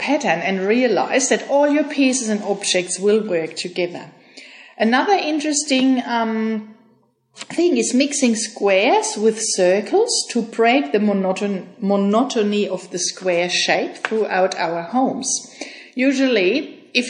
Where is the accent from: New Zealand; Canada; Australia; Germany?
Germany; moved away as an adult; I am from Germany and I moved here 6 years ago with my husband